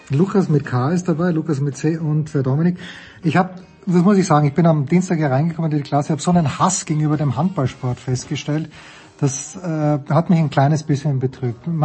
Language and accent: German; Austria; ich komme aus Österreich.